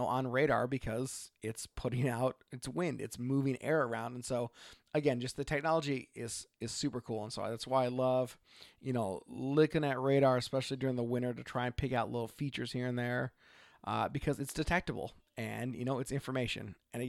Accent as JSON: {"language": "English", "region": "Oregon", "country": "United States", "said": "from Oregon."}